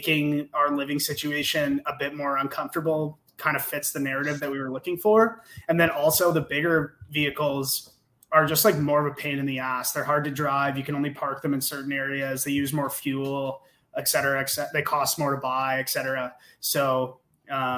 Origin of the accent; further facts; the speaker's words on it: Canada; we're Canadian